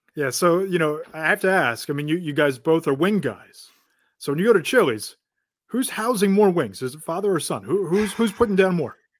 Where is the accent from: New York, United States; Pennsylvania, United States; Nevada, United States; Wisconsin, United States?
Pennsylvania, United States; Philadelphia; growing up in the Philadelphia area